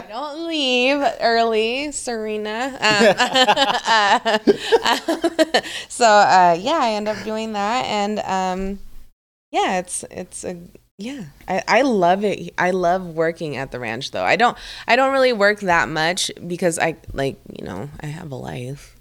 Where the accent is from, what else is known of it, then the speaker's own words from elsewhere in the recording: Philippines; moved away; I'm from the Philippines